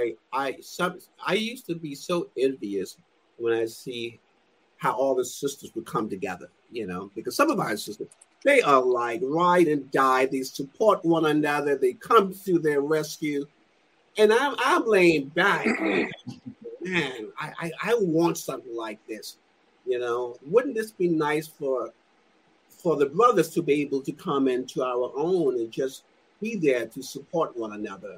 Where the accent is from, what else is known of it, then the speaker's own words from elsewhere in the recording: New York City, New York, United States; moved away as an adult; now in California, United States; I was raised in Brooklyn until I was 18, you know, I've been in California ever since.